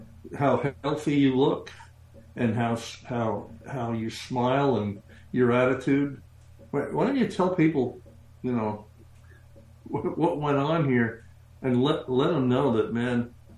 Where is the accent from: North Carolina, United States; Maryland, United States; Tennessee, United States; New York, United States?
New York, United States; New York City; moved away; I grew up in and around New York City